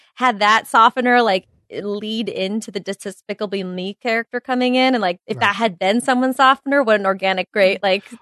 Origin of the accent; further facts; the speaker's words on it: New York City, New York, United States; being a New Yorker